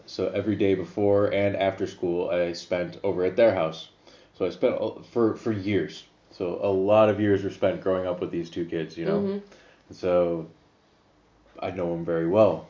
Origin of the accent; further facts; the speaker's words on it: Joliet, Illinois, United States; also born or lived in Plainfield, Illinois; I came from Joliet, Illinois, which is kind of a ghetto town and really ghetto schools.